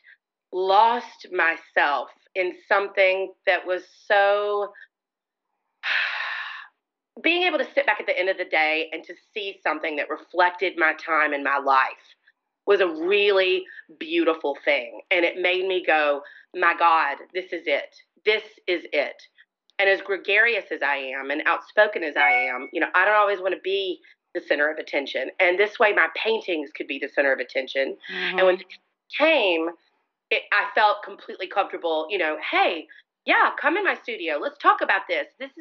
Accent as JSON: {"language": "English", "town": "Montgomery", "region": "Alabama", "country": "United States", "tie": "born or raised there", "moved": "yes", "lives_now": "New Orleans, United States", "said": "I grew up in Montgomery, Alabama"}